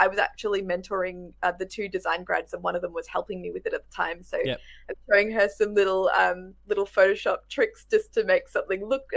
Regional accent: rural Victoria, Australia; moved away as an adult; also born or lived in Melbourne; now in Adelaide, Australia; I grew up in Victoria. I grew up in rural Victoria though.

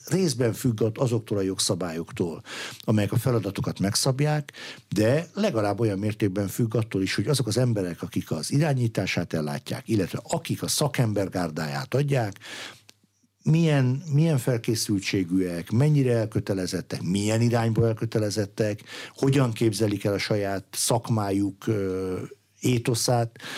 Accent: Veszprém, Veszprém County, Hungary; én magam Veszprémi születésű gyerek vagyok

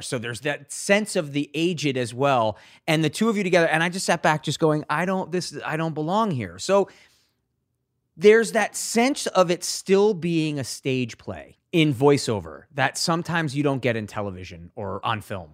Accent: Avon, Connecticut, United States; also born or lived in Hartford, Connecticut; I'm from, I was born in Hartford. I'm from, I, from a town in Avon

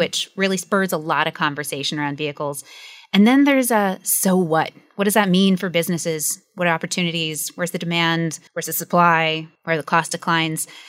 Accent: United States; accent: American; you can hear from my accent. I'm American.

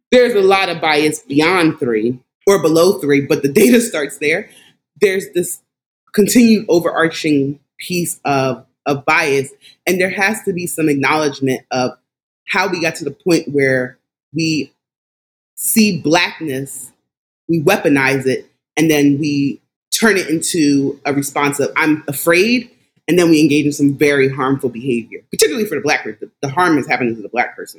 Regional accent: Philadelphia, Pennsylvania, United States; also born or lived in Washington, D.C. area; I am a native of Philadelphia. I'm from Philadelphia, have lived there majority of my life

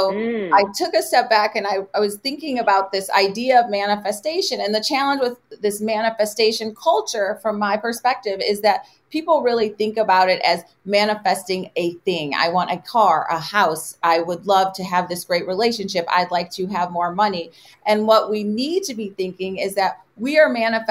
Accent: Detroit, Michigan, United States; I was born and raised in Detroit

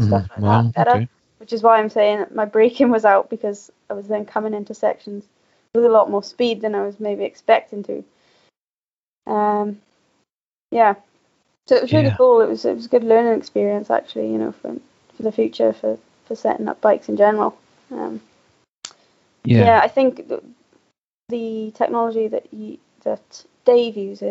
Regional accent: the valleys in South Wales, United Kingdom; moved away as an adult; now in Scotland; I'm actually not from the Tweed Valley. I'm actually from the valleys in South Wales

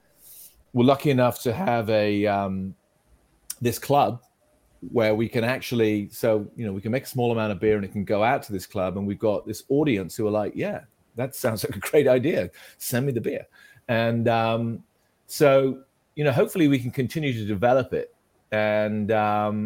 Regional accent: United Kingdom; as a kid, I grew up in Britain

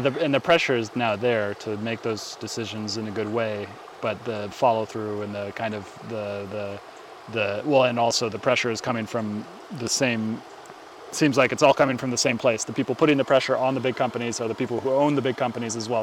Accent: California, United States; I grew up in California

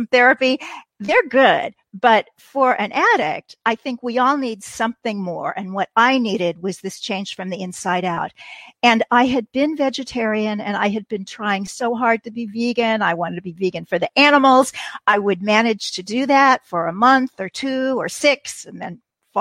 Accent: Kansas City, Missouri, United States; I was enrolled in a community college in my hometown of Kansas City

